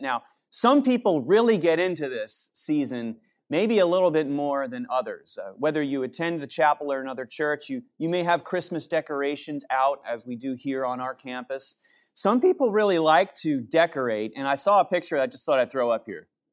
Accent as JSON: {"language": "English", "town": "New Canaan", "region": "Connecticut", "country": "United States", "tie": "born or raised there", "said": "growing up in New Canaan, Connecticut"}